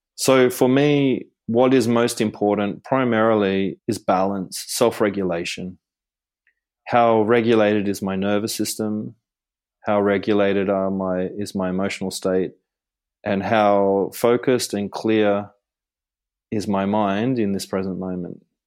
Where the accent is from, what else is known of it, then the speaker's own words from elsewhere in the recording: Gold Coast, Queensland, Australia; when I was growing up on the Gold Coast